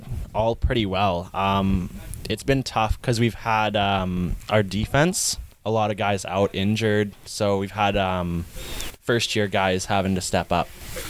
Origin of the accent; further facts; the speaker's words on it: Saanich, British Columbia, Canada; I came from Saanich, basically all the way up from novice.